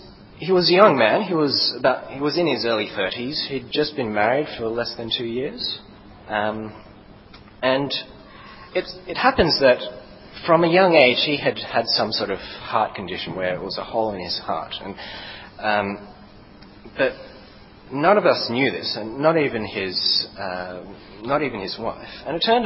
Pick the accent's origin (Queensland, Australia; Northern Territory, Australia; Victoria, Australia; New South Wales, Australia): New South Wales, Australia; Sydney; moved away; I come from Sydney